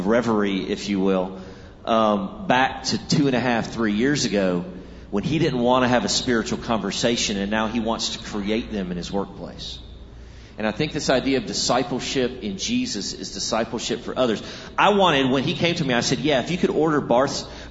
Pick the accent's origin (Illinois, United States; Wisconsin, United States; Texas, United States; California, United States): Texas, United States; I grew up in Texas